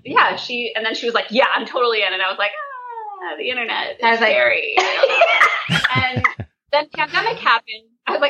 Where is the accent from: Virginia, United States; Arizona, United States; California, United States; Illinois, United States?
Virginia, United States; Roanoke Valley; moved away as an adult; also born or lived in Chicago; now in New York, United States; I grew up in the Roanoke Valley in Virginia.